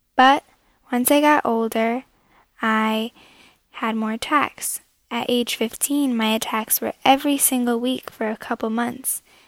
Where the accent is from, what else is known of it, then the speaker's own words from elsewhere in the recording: Connecticut, United States; I'm from Connecticut and I'm 16 years old